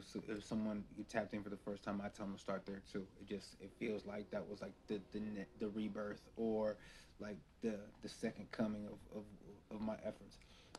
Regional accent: West Coast, United States; I grew up on the West Coast. I'm a beat first

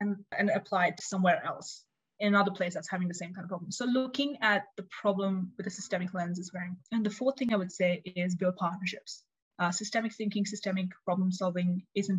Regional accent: Australia; moved away as an adult; also born or lived in India (parents); now in Switzerland; I'm Indian Australian

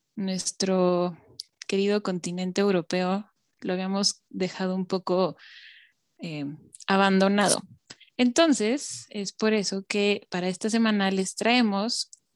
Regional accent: Mexico; nosotros como mexicanos o latinoamericanos

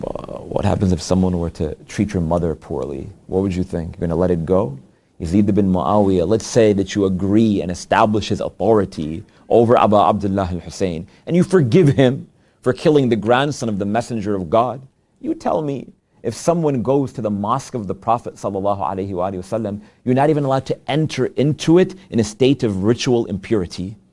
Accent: United States; we're from the United States

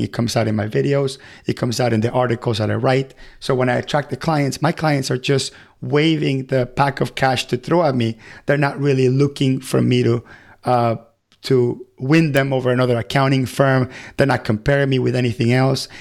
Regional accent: Venezuela; now in United States; I come from Venezuela, and I remember when I used to live there

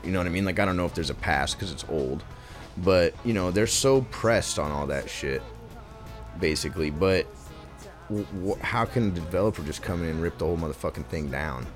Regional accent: Portland, Oregon, United States; I was born here

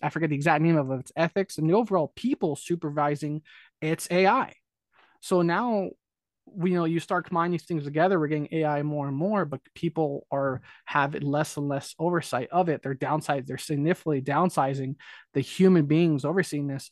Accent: California, United States; I'm born and raised in California

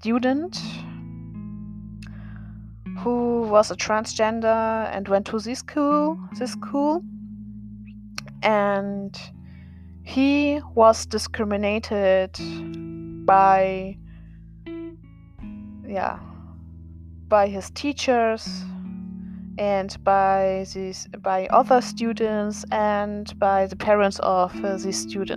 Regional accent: Germany; born or raised there; English is a second language

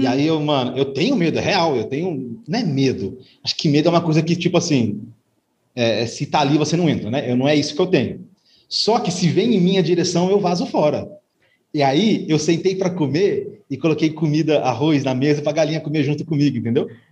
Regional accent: Assis, São Paulo, Brazil; nasci em São Paulo, Zona Norte. Minha família é toda de lá, minha pequena família é toda de lá e vim para o interior é muito novo, por causa de separação dos pais

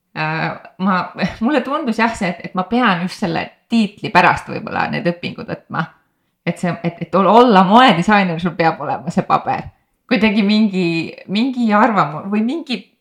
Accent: Põltsamaa, Jõgeva County, Estonia; ma olen pärit Põltsamaalt, väiksest linnast

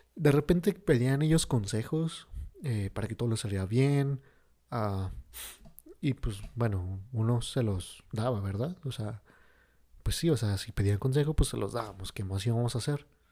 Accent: Mexico; mi México bonito

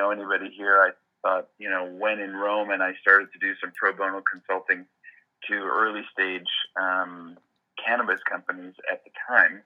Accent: Montreal, Quebec, Canada; moved away as an adult; also born or lived in Bay Area, California; now in Denver, United States; I'm actually Canadian. I was born and raised in Montreal.

